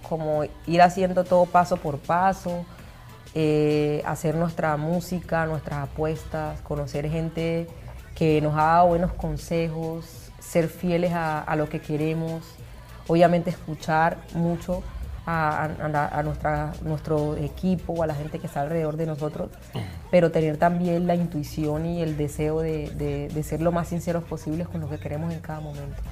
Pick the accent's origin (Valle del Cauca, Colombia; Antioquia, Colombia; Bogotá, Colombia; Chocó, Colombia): Chocó, Colombia; nosotros que venimos de, de el Chocó